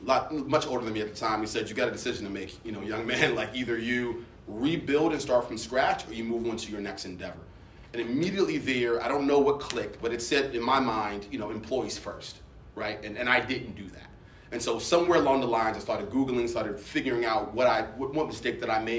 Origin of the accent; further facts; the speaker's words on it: Baltimore, Maryland, United States; I'm originally from Baltimore